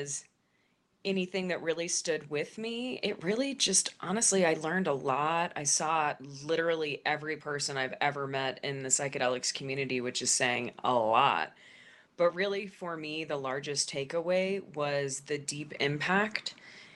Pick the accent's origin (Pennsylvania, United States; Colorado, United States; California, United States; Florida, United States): Colorado, United States; Denver; in Denver, in my hometown